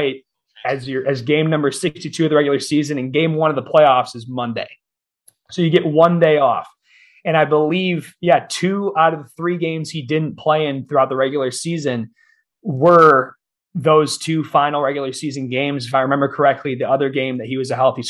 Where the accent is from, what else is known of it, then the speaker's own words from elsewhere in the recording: Michigan, United States; I grew up a Detroit Red Wings fan. I'm from Michigan